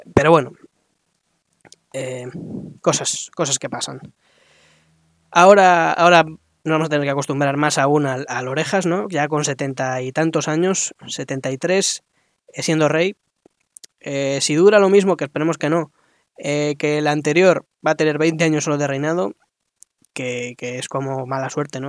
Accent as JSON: {"language": "Spanish", "country": "Spain", "said": "como españoles"}